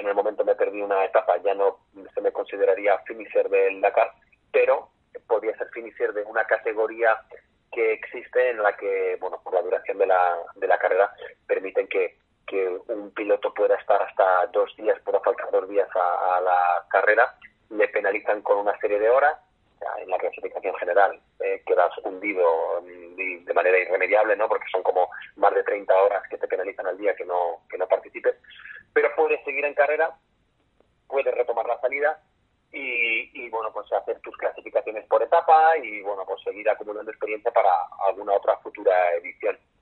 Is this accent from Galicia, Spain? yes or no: no; Requena, Valencian Community, Spain; soy de Requena.